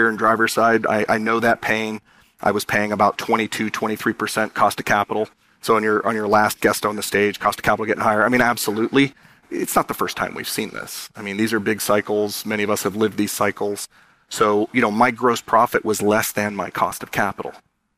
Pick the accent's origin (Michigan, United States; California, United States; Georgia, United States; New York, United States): California, United States; San Diego; born or raised there